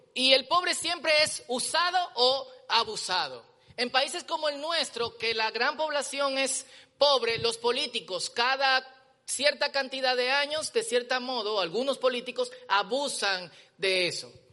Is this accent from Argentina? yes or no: no; Dominican Republic; nosotros como dominicanos